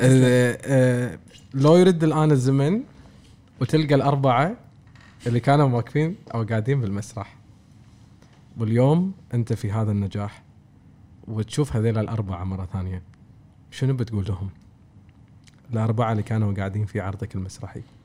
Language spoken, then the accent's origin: Arabic; Kuwait; احنا عندنا بالكويت عندنا جانب ادبي زين وعندنا ارث ادبي زين